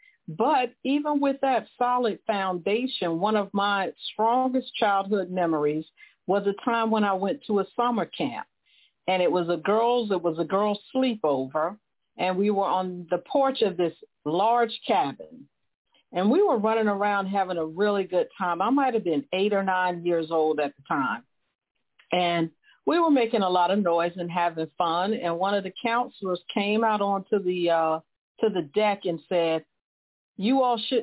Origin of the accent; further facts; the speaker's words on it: Florida, United States; I grew up in a very poor neighborhood in Florida